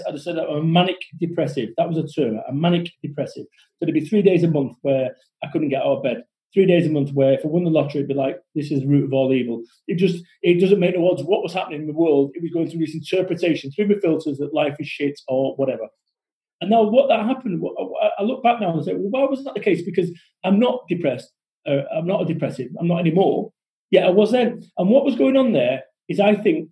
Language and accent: English; Salford, North West England, United Kingdom; I'm from Salford. We don't talk that way.